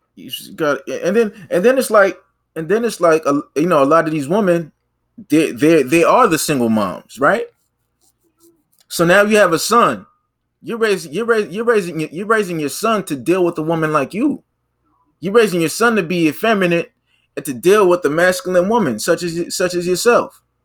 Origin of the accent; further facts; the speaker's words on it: Boston, Massachusetts, United States; first language English; I'm from Boston. I'm from the Bean